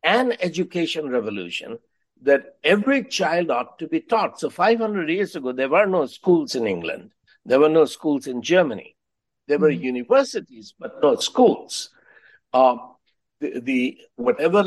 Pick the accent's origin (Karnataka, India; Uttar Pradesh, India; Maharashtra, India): Uttar Pradesh, India; Allahabad; first language Hindi; English is a second language; Allahabad is my hometown.